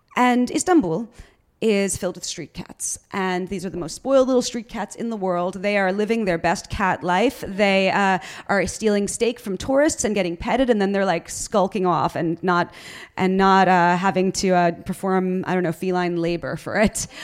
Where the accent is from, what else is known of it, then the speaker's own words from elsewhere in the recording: New York, United States; I'm I'm from New York. Like I was I was born here